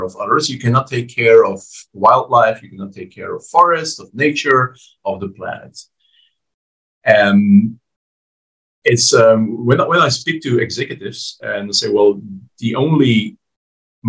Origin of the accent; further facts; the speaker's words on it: Belgium; my home country of Belgium